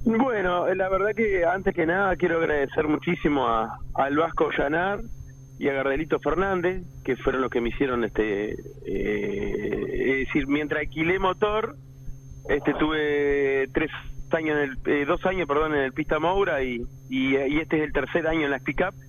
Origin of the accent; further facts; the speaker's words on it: Pando, Canelones, Uruguay; Yo soy de la ciudad de Pando, un poquitito más para afuera